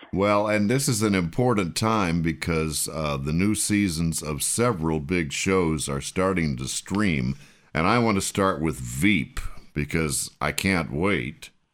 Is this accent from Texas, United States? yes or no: yes; Texas, United States; now in Washington, D.C., United States; I was from Texas